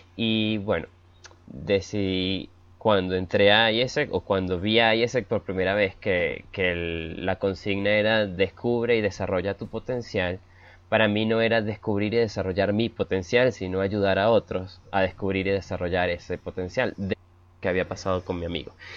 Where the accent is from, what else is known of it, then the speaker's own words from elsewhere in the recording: Venezuela; now in Bogotá, Colombia; nací en Venezuela, pero vivo en Colombia en este momento